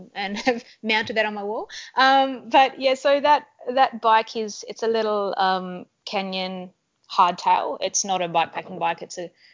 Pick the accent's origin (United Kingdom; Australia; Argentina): Australia; Tasmania; I'm from Tasmania, which is an island off the south coast of Australia